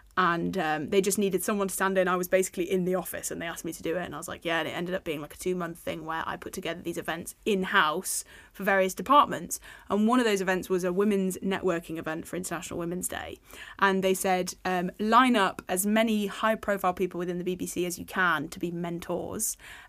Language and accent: English; United Kingdom; We've stopped being so British about it.